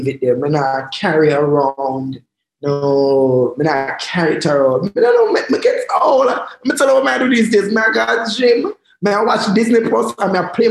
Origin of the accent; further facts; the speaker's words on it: Jamaica; as a Jamaican